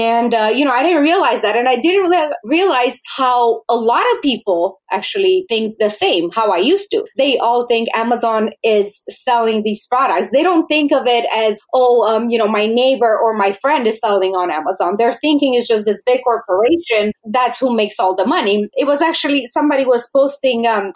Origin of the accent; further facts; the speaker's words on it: Romania; moved away; I was born in Romania, and I am very grateful actually that I was born there